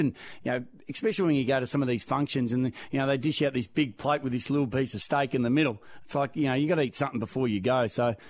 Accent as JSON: {"language": "English", "town": "Melbourne", "region": "Victoria", "country": "Australia", "tie": "born or raised there", "also_born_or_lived": "Crib Point", "said": "Yeah, I moved a fair bit when I was growing up as a child through Dad's work. So we grew up around Wonturna first, in the suburbs of Melbourne, and we were there."}